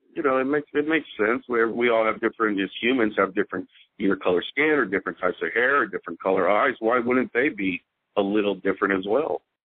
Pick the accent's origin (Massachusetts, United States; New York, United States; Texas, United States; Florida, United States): Texas, United States; Houston; I'm I'm from Houston